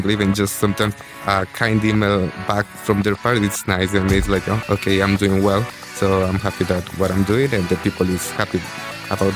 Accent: Ecuador; moved away as an adult; now in Budapest, Hungary; I'm from Ecuador

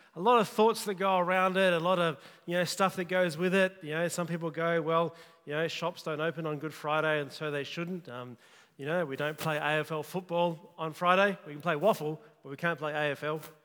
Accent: Kalgoorlie, Western Australia, Australia; I grew up in Kalgoorlie

